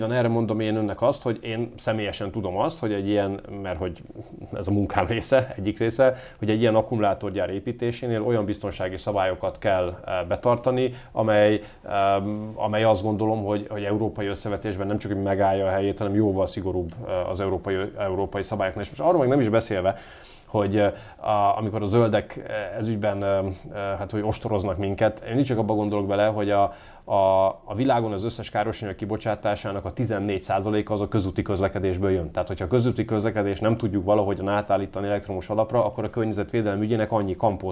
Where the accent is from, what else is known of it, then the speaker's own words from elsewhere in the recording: Győr, Győr-Moson-Sopron, Hungary; also born or lived in Komárom; now in Göd, Hungary; Én Győrben nevelkedtem